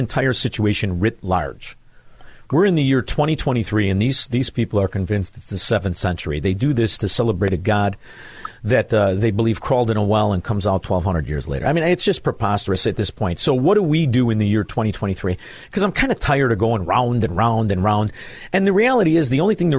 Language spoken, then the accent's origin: English; Chicago, Illinois, United States; I'm from Chicago